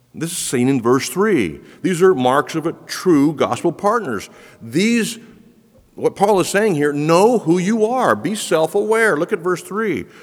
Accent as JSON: {"language": "English", "town": "Quito", "region": "Pichincha", "country": "Ecuador", "tie": "born or raised there", "moved": "yes", "said": "the streets of Quito, where I grew up"}